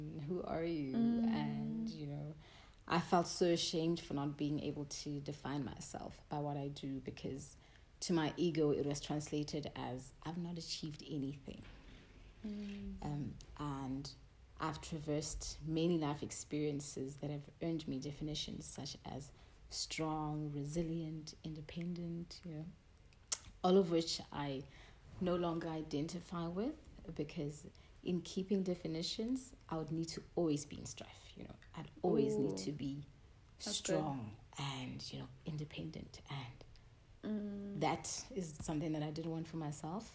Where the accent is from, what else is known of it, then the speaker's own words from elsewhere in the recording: Taung, North West, South Africa; moved away; I was born and bred in Daum.